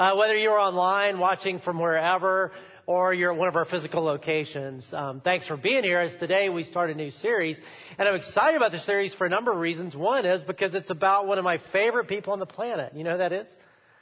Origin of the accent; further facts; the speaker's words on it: United States; as Americans